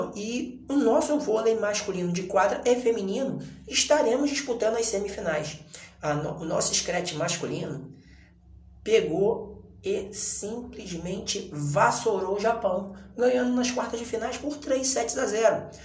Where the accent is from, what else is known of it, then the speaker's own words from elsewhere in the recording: Brazil; nós somos brasileiros